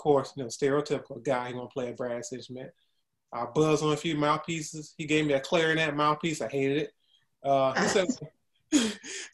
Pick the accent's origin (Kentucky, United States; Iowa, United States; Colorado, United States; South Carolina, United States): South Carolina, United States; Columbia; My hometown, I'm originally from Columbia, South Carolina.